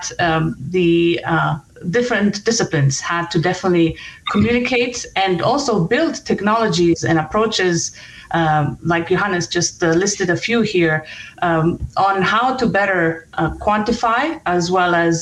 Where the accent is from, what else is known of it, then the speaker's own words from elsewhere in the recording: Denver, Colorado, United States; my hometown